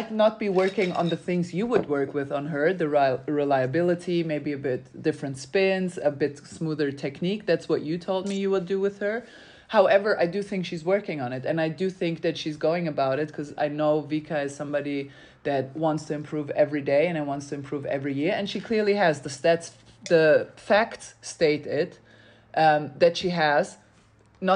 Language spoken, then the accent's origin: English; Germany; English is a second language; also born or lived in Serbia; I come from Germany.